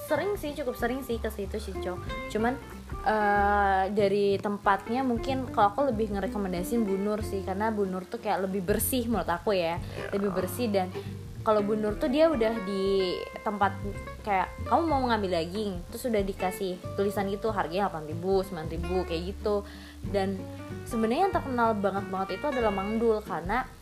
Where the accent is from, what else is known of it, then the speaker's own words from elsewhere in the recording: Cirebon, West Java, Indonesia; Karena aku dari SD sampai SMA aku kuliah eh kuliah sekolah di Cirebon. Jadi aku cukup lama banget banget ngerasain uh, kuliner Cirebon yang sangat-sangat enak sih bagi aku karena ya promosiin uh, kuliner dari kota sendiri cuy